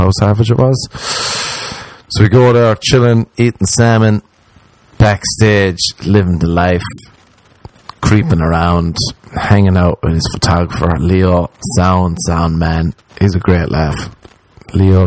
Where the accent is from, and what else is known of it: Ireland; moved away as an adult; now in Los Angeles, United States